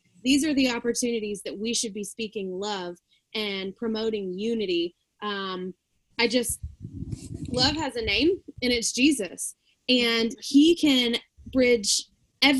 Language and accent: English; Alabama, United States; moved away as an adult; now in Virginia, United States; I am from Alabama